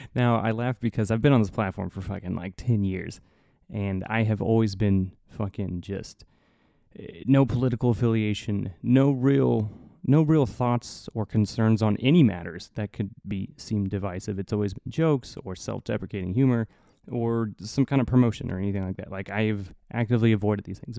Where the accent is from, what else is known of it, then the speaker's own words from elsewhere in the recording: Indiana, United States; moved away; I'm from the cornfields of Indiana